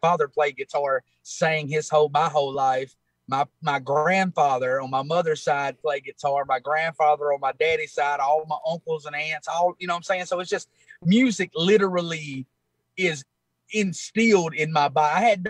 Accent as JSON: {"language": "English", "town": "Moorville", "region": "Mississippi", "country": "United States", "tie": "born or raised there", "also_born_or_lived": "Alabama", "said": "I am from a little bitty small town out of Tupelo, Mississippi, called Moorville, Mississippi."}